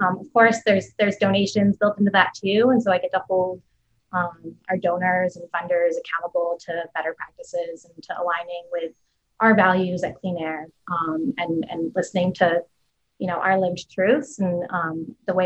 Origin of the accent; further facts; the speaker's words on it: Vermont, United States; moved away as an adult; also born or lived in Syracuse; now in Buffalo, United States; I'm originally from Vermont, went to undergrad in Syracuse and kind of migrated west from there to Buffalo